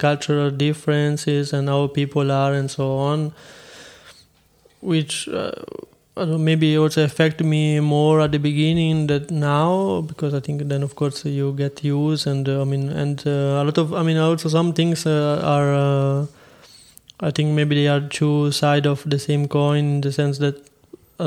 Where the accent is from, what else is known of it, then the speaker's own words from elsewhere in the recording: Montepulciano, Tuscany, Italy; English is a second language; moved away as an adult; also born or lived in Siena; now in Frankfurt, Germany; I come from Tuscany and I like it